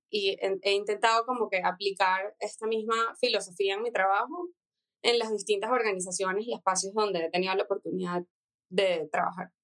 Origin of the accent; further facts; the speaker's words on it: Venezuela; moved away as an adult; also born or lived in United States; now in Mexico; soy diseñadora industrial venezolana tengo tres meses viviendo en México